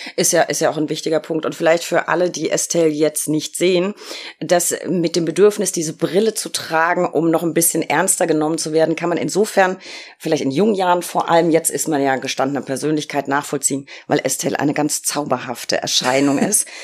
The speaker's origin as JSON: {"language": "German", "region": "Berlin", "country": "Germany", "said": "als Berlinerin"}